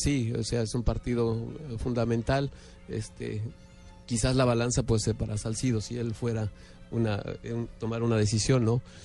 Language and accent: Spanish; Mexico; los momentos propios como mexicano